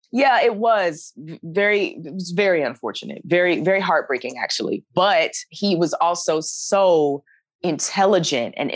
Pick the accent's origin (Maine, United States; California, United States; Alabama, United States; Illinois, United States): Alabama, United States; moved away as an adult; also born or lived in New York; now in Los Angeles, United States; I'm from Alabama